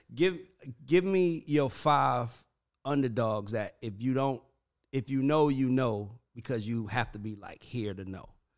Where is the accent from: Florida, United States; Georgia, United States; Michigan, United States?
Georgia, United States; Atlanta; I'm from Southside.